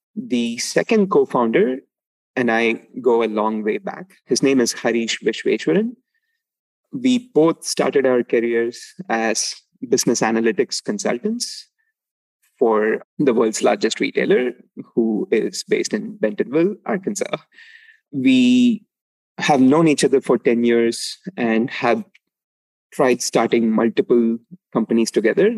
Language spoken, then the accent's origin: English; Palani, Tamil Nadu, India; moved away; I grew up in uh, a small town called Palani in uh, Tamil Nadu, which is south of India